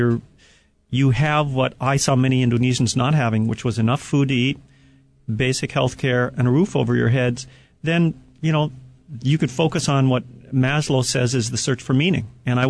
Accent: Hawaii, United States; as an American and a resident of Hawaii

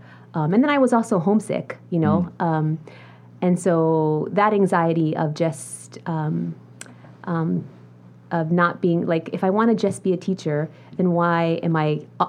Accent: Honolulu, Hawaii, United States; moved away as an adult; also born or lived in New York City, United States; now in Hawaii Island, United States; I was born and raised here in Oahu, Kalihi, Palama Settlement. My mother is from Western Samoa. My father is from Ecuador.

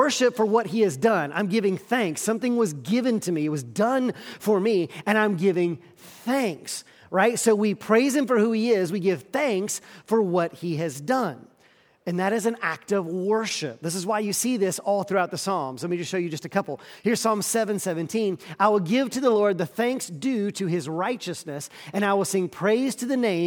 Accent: the South, United States; I grew up in the South, we are a polite people

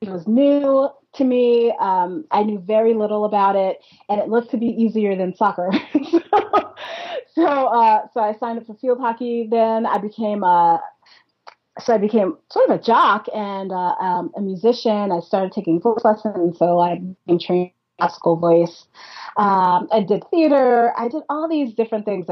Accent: New York City, New York, United States; also born or lived in Westchester County, New York; I grew up in Brooklyn, New York, not Brooklyn, Ohio, or Brooklyn, Maryland, in New York

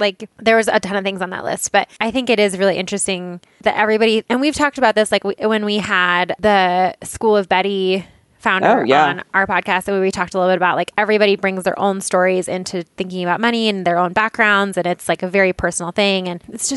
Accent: Boulder, Colorado, United States; I'm from Boulder, Colorado

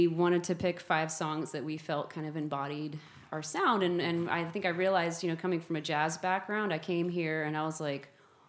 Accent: Seattle, Washington, United States; now in Austin, United States; my hometown, Seattle

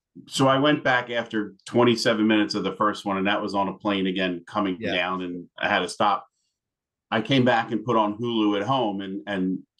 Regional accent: Philadelphia, Pennsylvania, United States; also born or lived in South Florida; now in Atlanta, United States; my hometown, Philadelphia, Pennsylvania.

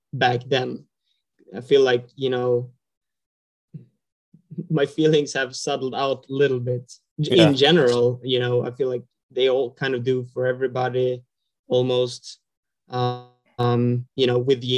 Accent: northern Sweden, Sweden; English is a second language; I come from Sweden, northern parts of Sweden. I grew up on like the east coast of Sweden where it's super flat

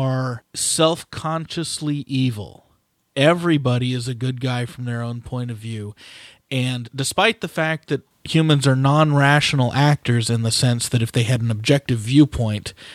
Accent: United States; Growing up in America

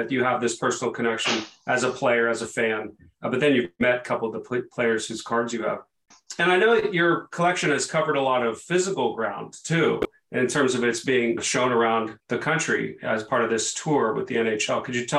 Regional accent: United States; being an American and not a hockey follower.

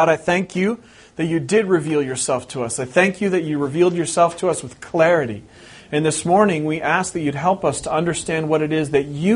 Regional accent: West Coast, United States; moved away as an adult; We've been here over 3 years, but I'm originally from the West Coast

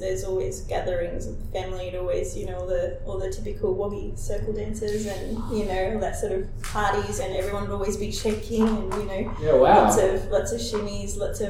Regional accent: Australia; born there; I've just never really identified as Australian, because I was the only one that was born here in my family.

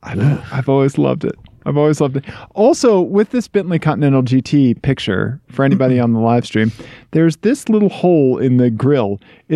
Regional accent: Missouri, United States; This is what happens in Missouri. Ian, this is my home state.

